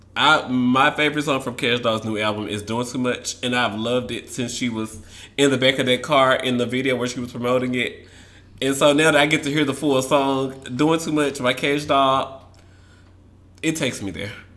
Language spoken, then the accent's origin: English; the South, United States; I'm from the South